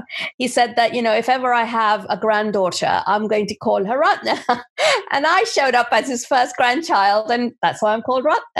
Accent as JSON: {"language": "English", "country": "India", "tie": "born there", "said": "So my name, I'm of Indian origin. I was born in India"}